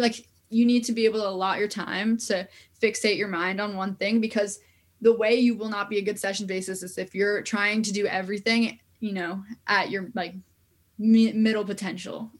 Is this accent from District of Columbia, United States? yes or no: no; New York area, United States; I'm from New York area